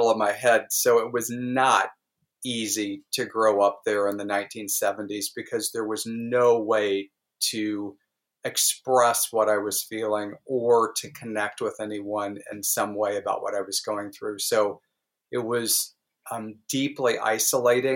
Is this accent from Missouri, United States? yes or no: yes; Southwest Missouri, United States; I grew up in Southwest Missouri, literally within spitting distance of Arkansas, Oklahoma, and Kansas